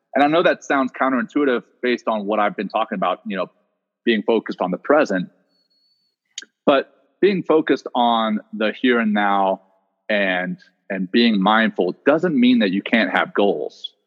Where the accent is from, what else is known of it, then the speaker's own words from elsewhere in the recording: Louisiana, United States; also born or lived in South Africa; I grew up in Louisiana